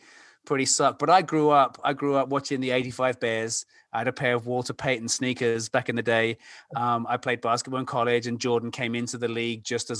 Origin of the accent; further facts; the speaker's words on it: London, United Kingdom; moved away as an adult; now in Illinois, United States; I grew up and I'm from London, England